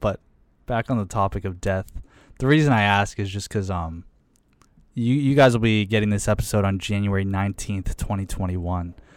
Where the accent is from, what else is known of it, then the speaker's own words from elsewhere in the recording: Pittsburgh, Pennsylvania, United States; moved away as an adult; also born or lived in Michigan; when I'm first meeting them and I say I'm from Pittsburgh